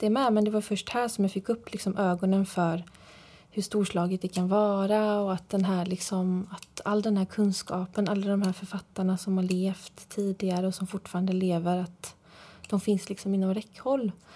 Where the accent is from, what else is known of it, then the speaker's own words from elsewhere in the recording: Fjärås, Halland County, Sweden; also born or lived in Frillesås; jag är ju uppvuxen i Fjärås